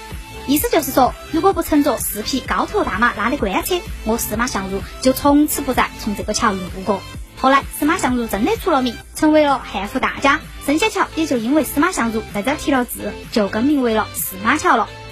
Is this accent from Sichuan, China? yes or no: yes; Chengdu, Sichuan, China; 我们成都人